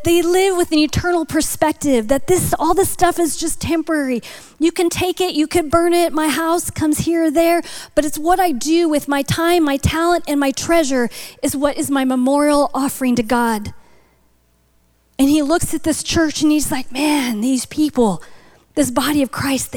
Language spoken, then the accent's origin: English; North Dakota, United States; moved away; I'm from Buffalo territory. So I grew up in North Dakota.